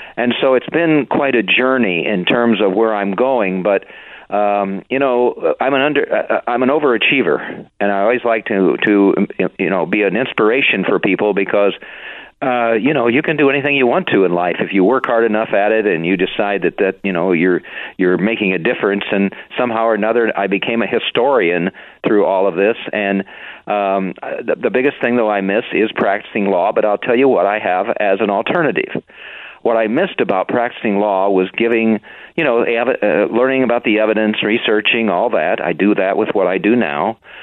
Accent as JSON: {"language": "English", "region": "Indiana", "country": "United States", "tie": "born or raised there", "also_born_or_lived": "Chicago", "said": "I grew up in Indiana"}